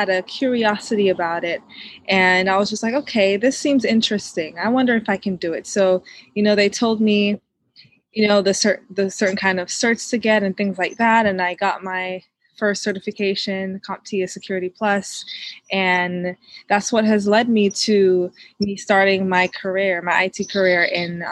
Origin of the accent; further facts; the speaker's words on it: Jamaica; now in Atlanta metro, United States; born and raised in Jamaica